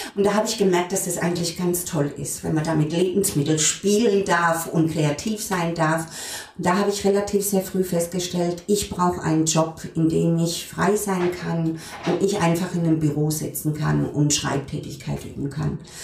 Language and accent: German; Frankenthal, Rhineland-Palatinate, Germany; moved away; also born or lived in Heidelberg; wir kommen beide aus der Pfalz, auch ich, geboren in Frankenthal